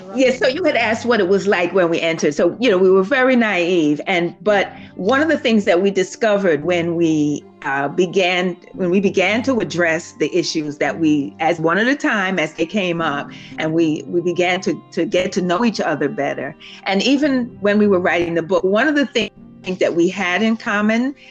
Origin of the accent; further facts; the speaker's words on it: New York City, New York, United States; I was born and raised in Harlem